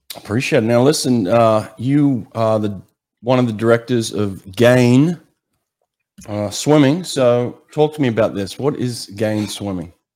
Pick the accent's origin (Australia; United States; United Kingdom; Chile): Australia; moved away; growing up in Australia, I used to lifeguard on some of the most treacherous beaches in Sydney